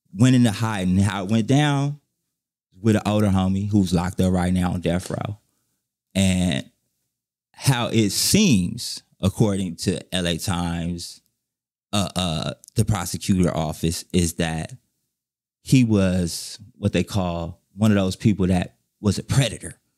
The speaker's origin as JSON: {"language": "English", "town": "Inglewood", "region": "California", "country": "United States", "tie": "born or raised there", "said": "I'm from Inglewood"}